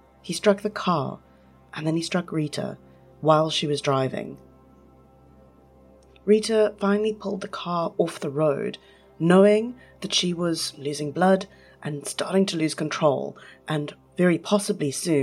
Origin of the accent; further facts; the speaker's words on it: East London, Eastern Cape, South Africa; I grew up in East London